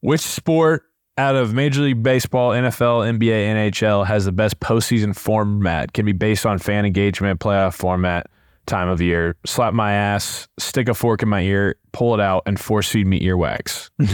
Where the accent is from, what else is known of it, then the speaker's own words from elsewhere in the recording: Indianapolis, Indiana, United States; us growing up in Indianapolis in the prime of the Colts